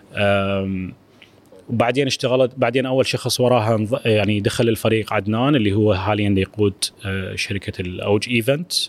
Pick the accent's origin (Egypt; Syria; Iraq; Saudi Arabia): Iraq; أنا كعراقي